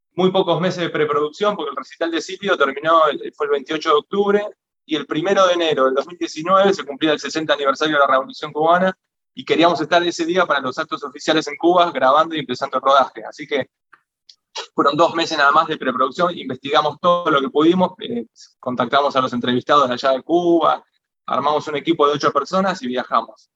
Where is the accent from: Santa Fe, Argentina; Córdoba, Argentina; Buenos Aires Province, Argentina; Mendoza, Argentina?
Buenos Aires Province, Argentina; Avellaneda; la, gran mayoría de los militantes de FAC somos de ahí de Avellaneda, de Zona